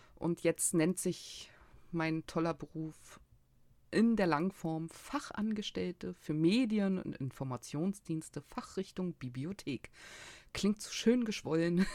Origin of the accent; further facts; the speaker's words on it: Berlin, Germany; Ich bin in Berlin geboren, ich lebe in Berlin, ich habe noch nie woanders gewohnt.